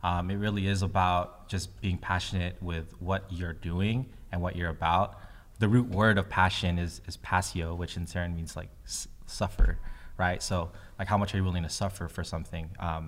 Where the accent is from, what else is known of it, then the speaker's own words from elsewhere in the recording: Philippines; I'm Filipino. And like one of the biggest things about being Filipino is community